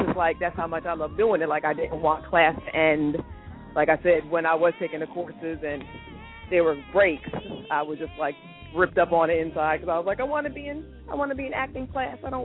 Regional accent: New Jersey, United States; moved away; I was still living in Jersey at the time because I'm originally from New Jersey

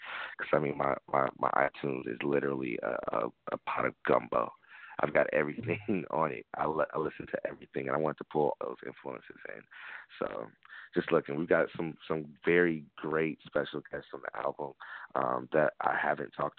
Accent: Tampa, Florida, United States; born or raised there

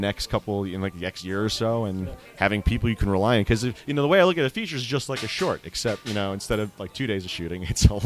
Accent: New York City, New York, United States; also born or lived in Washington Heights, New York; I grew up, you know, in the Bronx

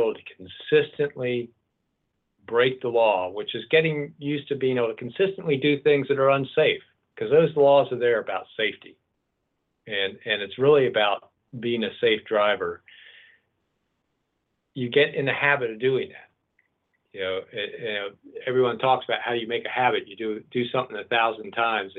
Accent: East Coast, United States; now in Lane County, Oregon, United States; I'm from the East Coast, and I grew up with toll roads

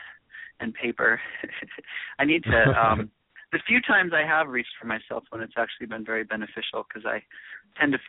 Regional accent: Seattle, Washington, United States; now in New York City, United States; I'm from Seattle, Washington, which is a much more mellow town

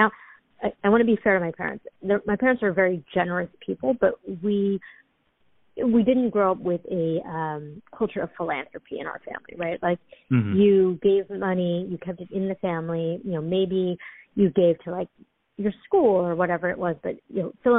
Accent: San Francisco, California, United States; moved away; I grew up in San Francisco. I'm you know, second generation American in a small Chinese American community in San Francisco.

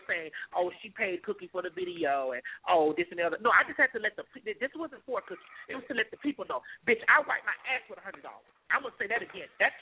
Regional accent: Florida, United States; I'm from Florida.

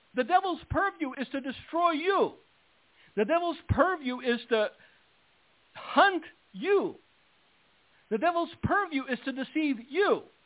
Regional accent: United States; I am an American

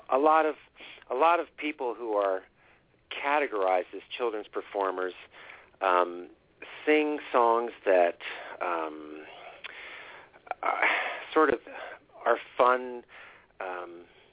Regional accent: New Jersey, United States; moved away as an adult; also born or lived in Pennsylvania; now in Southampton, Pennsylvania, United States; I'm actually from New Jersey

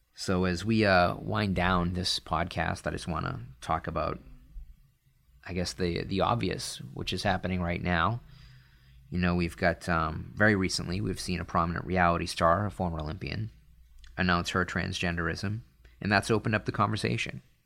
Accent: Northeast, United States; I grew up in the Northeast

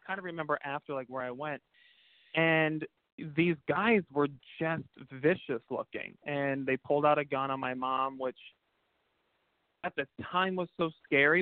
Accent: Pacifica, California, United States; I grew up in a beautiful small town south of San Francisco um, called Pacifica

